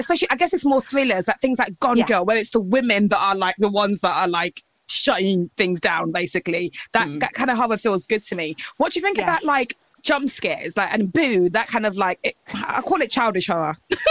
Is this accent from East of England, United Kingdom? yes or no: yes; Essex, East of England, United Kingdom; this literally feels like what it was like growing up in Essex.